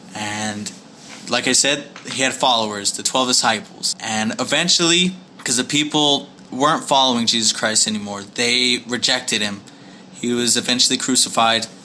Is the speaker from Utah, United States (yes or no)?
yes; Kearns, Utah, United States; moved away as an adult; also born or lived in West Valley City, Utah; now in Houston, United States; I grew up in Kearns, Utah.